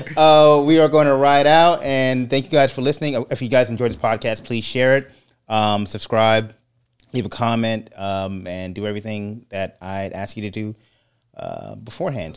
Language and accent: English; California, United States; I'm Californian